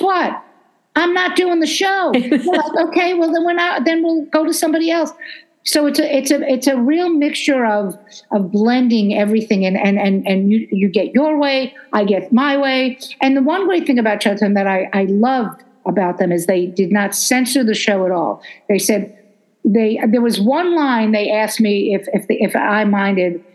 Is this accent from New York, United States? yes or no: yes; New York City, New York, United States; I'm from Brooklyn, and the F word is an adjective in Brooklyn